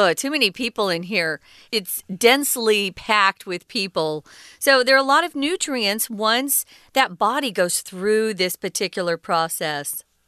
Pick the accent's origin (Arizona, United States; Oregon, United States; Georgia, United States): Arizona, United States; the state where I was born in Arizona